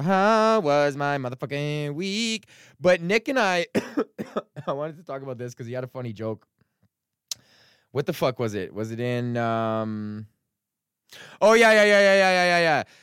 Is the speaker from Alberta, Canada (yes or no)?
yes; Edmonton, Alberta, Canada; moved away; go back to my hometown